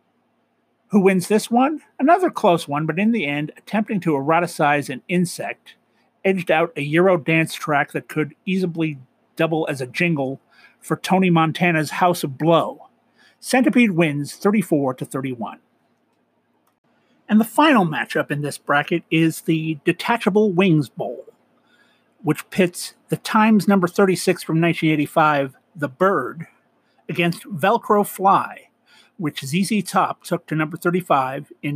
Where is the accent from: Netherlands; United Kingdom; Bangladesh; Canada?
Canada; I'm Canadian